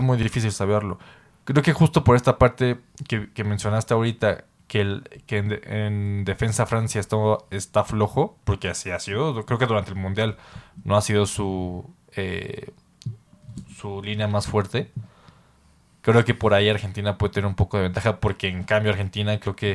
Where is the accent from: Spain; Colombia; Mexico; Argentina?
Mexico; nosotros como mexicanos